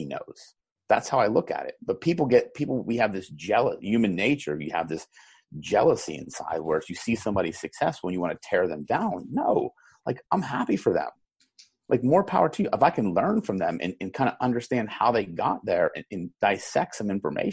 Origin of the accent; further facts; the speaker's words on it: Pittsburgh, Pennsylvania, United States; I'm from Pittsburgh